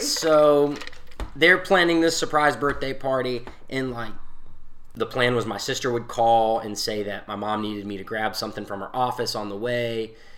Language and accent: English; Newberry, South Carolina, United States; I'm from Newberry